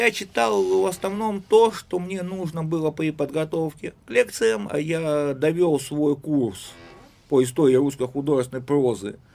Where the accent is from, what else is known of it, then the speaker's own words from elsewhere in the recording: Saint Petersburg, Russia; я сначала был петербуржец